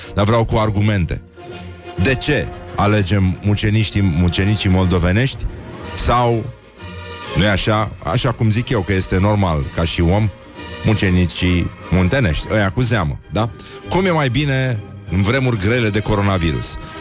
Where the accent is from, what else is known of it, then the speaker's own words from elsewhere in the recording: Brăila, Brăila County, Romania; Nu am cum să fiu moldovean, sunt din Brăila